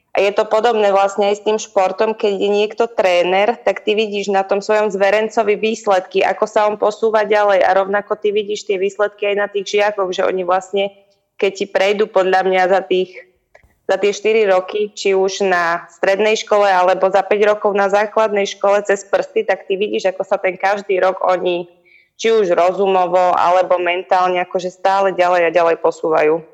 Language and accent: Slovak; Hriňová, Banská Bystrica Region, Slovakia; ja som z Hriňovej, to je také malé mestečko, my sme tam labák nemali moc